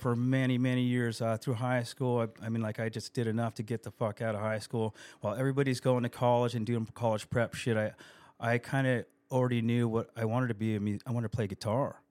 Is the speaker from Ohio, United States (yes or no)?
no; El Cajon, California, United States; I grew up on Narenka Street, Narenka and First Street in El Cajon